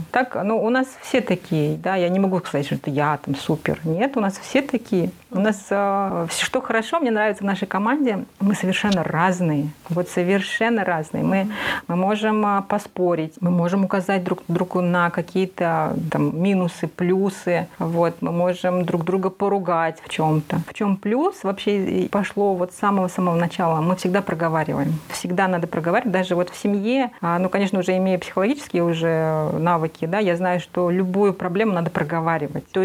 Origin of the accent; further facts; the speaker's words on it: Kazakhstan; И когда я помню, я пришла в институт, и я увидела, что я одна, я одна казашка здесь